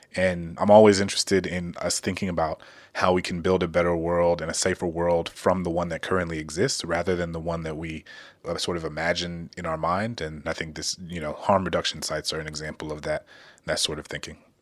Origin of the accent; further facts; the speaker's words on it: Louisiana, United States; my home state of Louisiana